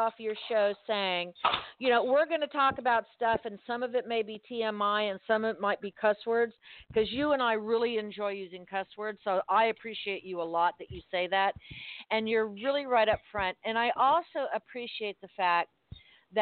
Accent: Miami, Florida, United States; now in Fort Myers, United States; in South Florida, where I was born and raised in Miami, and now I'm in Fort Myers

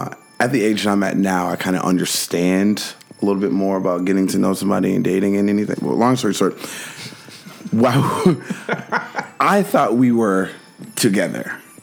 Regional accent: Minnesota, United States; I'm from Minnesota, and that's what we all wore.

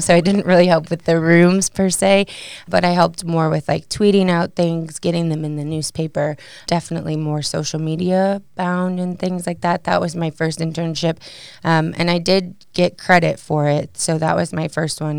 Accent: Batavia, Illinois, United States; moved away as an adult; now in Maryville, United States; I'm from a suburb called Batavia. It's about forty-five miles west of Chicago

